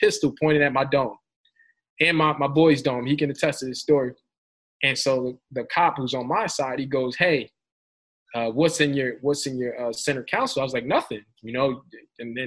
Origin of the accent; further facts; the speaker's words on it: Philadelphia, Pennsylvania, United States; I'm from North Philly